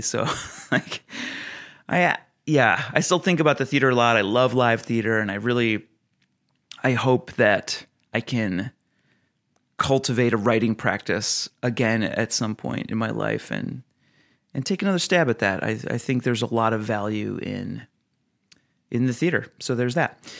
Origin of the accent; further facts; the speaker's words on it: Oregon, United States; my home state of Oregon